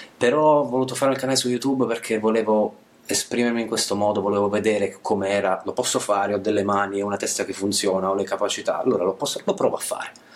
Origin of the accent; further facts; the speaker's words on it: Basilicata, Italy; moved away as an adult; also born or lived in central-northern Italy; io ho sempre vissuto, sono della Basilicata, studiato, sono laureato, ho lavorato fuori, eh, centro-nord Italia, e tornerò in Basilicata